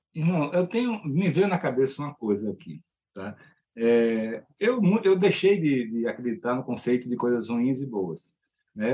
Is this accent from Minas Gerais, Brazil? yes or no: no; Maceió, Alagoas, Brazil; Eu sou de Maceió